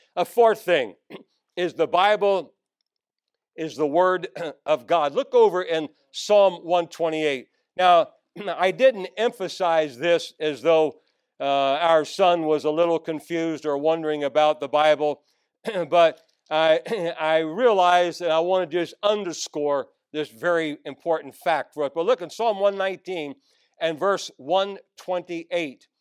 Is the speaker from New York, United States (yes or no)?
no; Northern Virginia, United States; I grew up in Northern Virginia, right outside of Washington, D.C., right across the river.